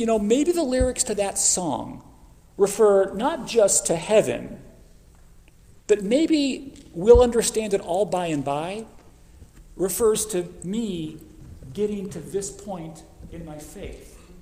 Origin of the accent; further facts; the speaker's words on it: Phoenix, Arizona, United States; moved away as an adult; now in Oklahoma, United States; I grew up in Arizona. I grew up in Phoenix